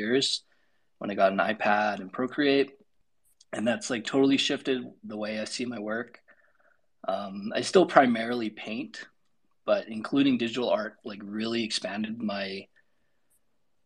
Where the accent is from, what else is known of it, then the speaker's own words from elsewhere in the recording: Calgary, Alberta, Canada; I'm from Calgary, Alberta, Canada, and we're known for cows